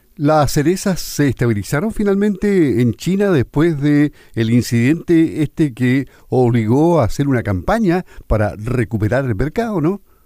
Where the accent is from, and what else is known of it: Los Lagos, Chile